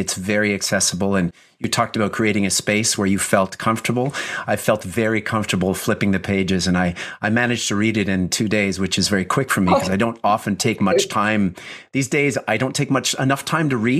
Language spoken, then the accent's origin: English; Montreal, Quebec, Canada; my own experience as a Gen X growing up in Montreal at the intersection of two cultures, English and French